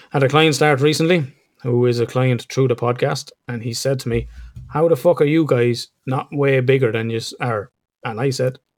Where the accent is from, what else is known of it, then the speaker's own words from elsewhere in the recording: Ireland; being Irish as, as we would say